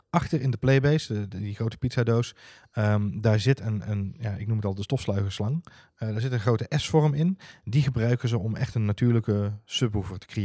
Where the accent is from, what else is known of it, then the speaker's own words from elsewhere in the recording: North Brabant, Netherlands; accent: Brabantian; blijft het feit overeind staan dat Siri nog steeds moeite heeft met mijn Brabantse tongval.